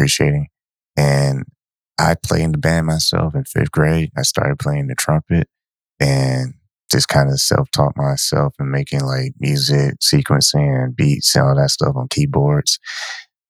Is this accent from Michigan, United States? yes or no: yes; Ypsilanti, Michigan, United States; also born or lived in San Antonio, Texas / Ann Arbor, Michigan; we moved when I was 8 years old from San Antonio to Ypsilanti